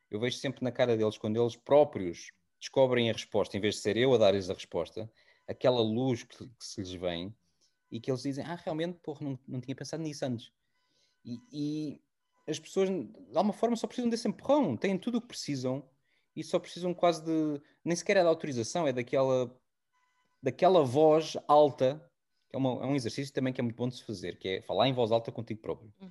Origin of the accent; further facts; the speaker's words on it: Portugal; moved away; also born or lived in London; eu sempre que saí de Portugal e já passado depois dois, três anos de, de estar em Londres, eu comecei naquela narrativa de ah, eu, eu nunca hei de voltar